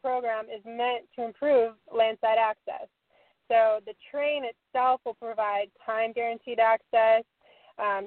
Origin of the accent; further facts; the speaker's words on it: Southern California, United States; Born and raised in Southern California